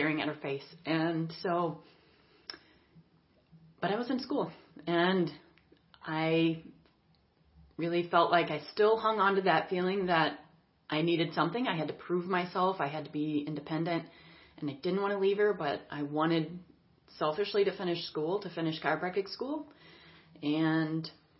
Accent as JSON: {"language": "English", "town": "East Peoria", "region": "Illinois", "country": "United States", "tie": "born or raised there", "also_born_or_lived": "St. Louis", "said": "we moved to East Peoria, back to my hometown"}